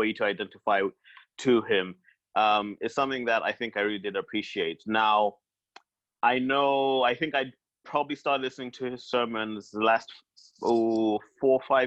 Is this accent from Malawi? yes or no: yes; Malawi; I'm from Malawi.